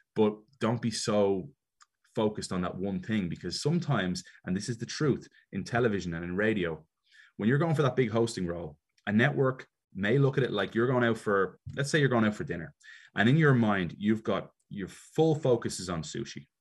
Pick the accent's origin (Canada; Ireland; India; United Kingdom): Ireland; Dublin, Leinster; moved away as an adult; also born or lived in Chicago, United States / Miami, United States; now in Atlanta, United States; I was always quite American as a kid growing up in Ireland because my mother's from Chicago.